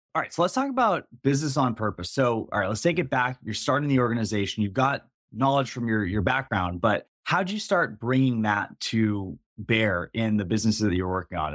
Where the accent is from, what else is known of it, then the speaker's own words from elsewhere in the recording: East Coast, United States; I grew up on the East Coast